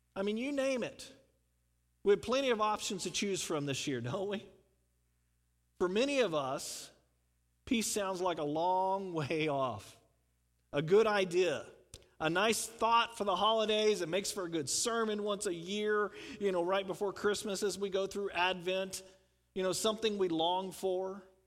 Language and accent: English; Houston, Texas, United States; I grew up in the South. I grew up outside of Houston